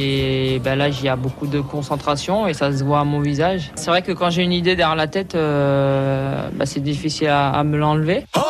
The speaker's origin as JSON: {"language": "French", "country": "Martinique", "tie": "born or raised there", "moved": "yes", "said": "chez moi, en Martinique"}